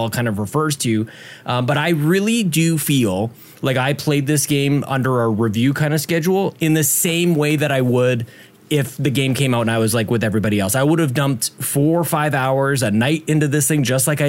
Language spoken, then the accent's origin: English; Canada; We're all Canadian.